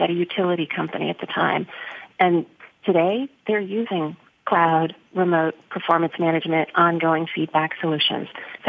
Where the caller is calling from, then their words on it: Chicago, Illinois, United States; Chicago. December. Oh. Chicago.